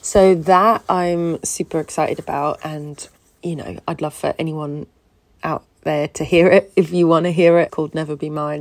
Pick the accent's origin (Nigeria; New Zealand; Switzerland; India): Switzerland; moved away as an adult; now in London, United Kingdom; originally from Switzerland. I grew up in Switzerland and then I came to London about six years ago.